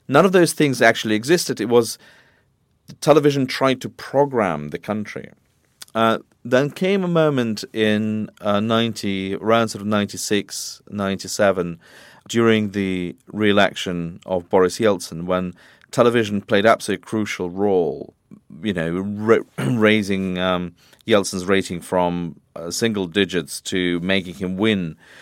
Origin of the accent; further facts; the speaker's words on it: Moscow, Russia; moved away as an adult; also born or lived in London; I was born in Moscow. I grew up there